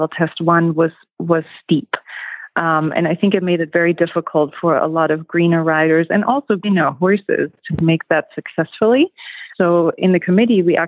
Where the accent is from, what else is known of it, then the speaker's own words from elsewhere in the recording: Germany; moved away as an adult; now in Eagle, United States; I'm originally from Germany and immigrated to the United States in 2008